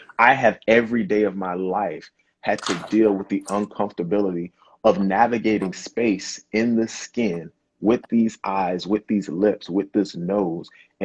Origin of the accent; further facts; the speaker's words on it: South Carolina, United States; accent: Gullah/Geechee; moved away; I'm originally from the South, South Carolina